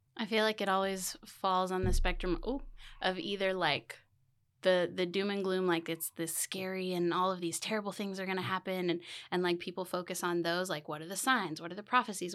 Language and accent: English; Keene, Texas, United States; I am born and raised Keenite. I have spent pretty much my entire life in Keene